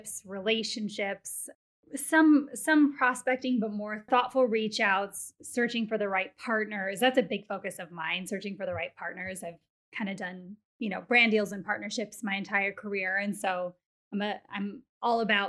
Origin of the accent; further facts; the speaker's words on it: Wisconsin, United States; moved away as an adult; also born or lived in Los Angeles; now in Chicago, United States; I was born and raised in Wisconsin. I can't help but say it like